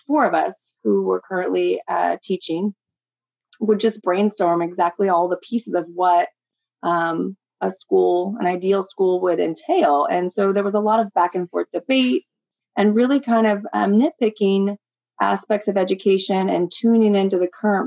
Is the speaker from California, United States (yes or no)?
yes; Humboldt County, California, United States; I grew up in Humboldt County